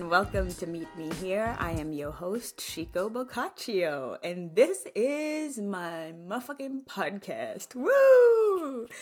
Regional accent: Kenya; now in Atlanta, United States; I grew up in Kenya

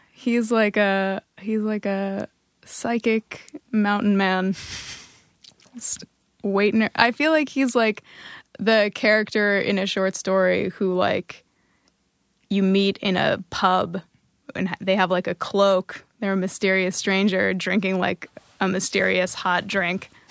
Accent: northwestern New Jersey, United States; moved away; also born or lived in Montclair, New Jersey; where I was actually from, which is, uh, a tiny little, uh, village in northern, even more northern and western New Jersey.

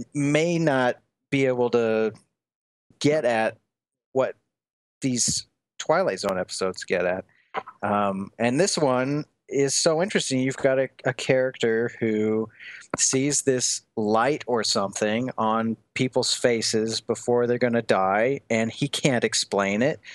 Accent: Des Moines, Iowa, United States; moved away as an adult; also born or lived in Lancaster, England / Portland, Oregon / Dublin, Ireland; so I'm from Iowa, uh, Des Moines, Iowa.

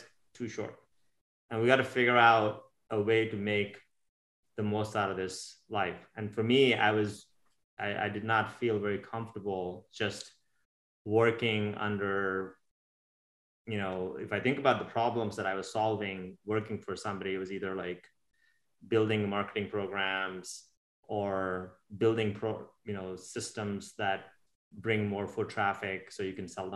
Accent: India; moved away as an adult; now in United States; I was born and raised in India. I grew up there until I was 21, 22 years old, and I moved to America about 25 years ago.

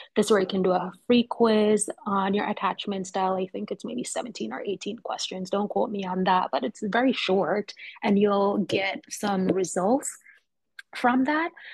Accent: Kingston, Jamaica; now in Philadelphia, United States; I'm originally from Jamaica, Kingston, Jamaica

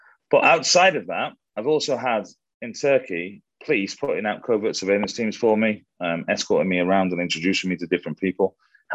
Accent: United Kingdom; being Brit

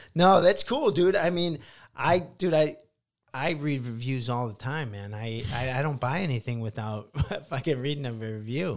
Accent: Midwest, United States; also born or lived in Van Nuys; now in Los Angeles, United States; I come from the Midwest, you know, humble beginnings and all that stuff. And then we moved to L

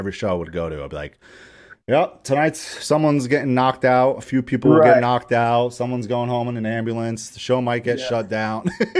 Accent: New York, United States; growing up in New York

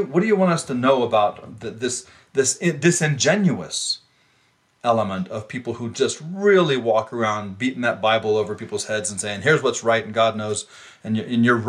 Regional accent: New York, United States; I'm from New York State

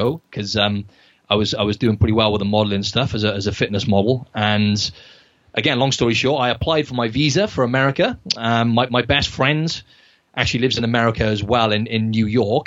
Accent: Wales, United Kingdom; moved away as an adult; now in Sydney, Australia; I'm originally from Wales in the UK

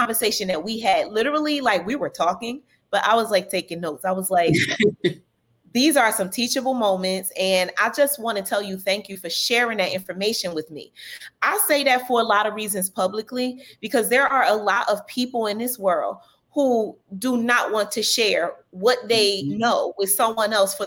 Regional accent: New Jersey, United States; we're both from New Jersey. We're from the same area

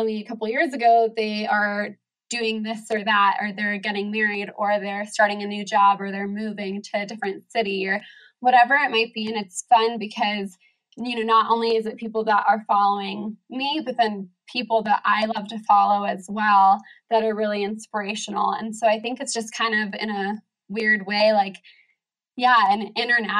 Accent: San Diego, California, United States; moved away as an adult; now in Oregon, United States; I grew up in San Diego and I lived there all through college.

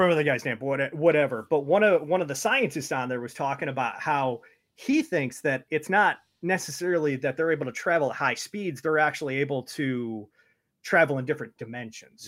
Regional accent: Detroit, Michigan, United States; also born or lived in Toledo, Ohio; my family moved up here so long ago

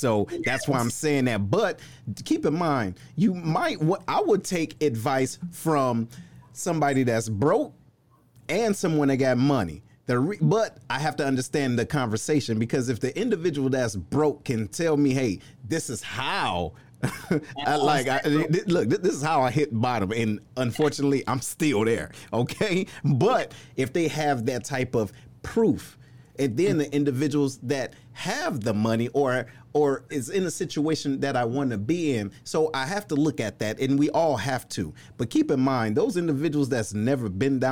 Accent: Detroit, Michigan, United States; shout out to my hometown

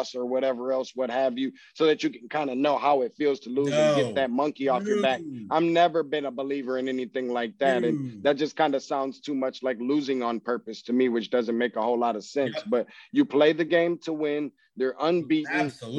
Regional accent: Michigan, United States; I'm not from Missouri. I'm from Michigan

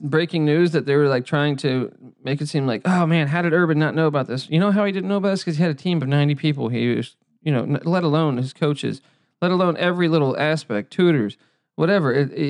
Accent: Washington, District of Columbia, United States; moved away; also born or lived in Los Angeles; we grew up in the DC area.

